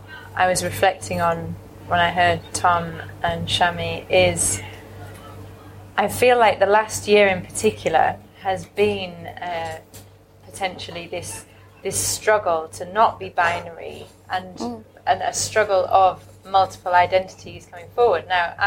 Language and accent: English; Hull, Yorkshire and the Humber, United Kingdom; moved away; I'm from Hull originally, very working class background.